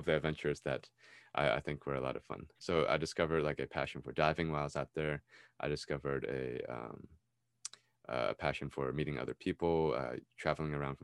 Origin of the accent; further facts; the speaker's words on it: United States; I was raised in America, I was born here, I lived here all my life